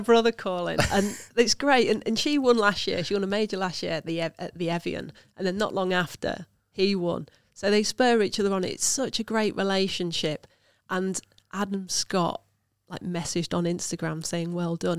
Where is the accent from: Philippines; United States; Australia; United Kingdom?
United Kingdom; Lincolnshire, East Midlands; I'm from Lincolnshire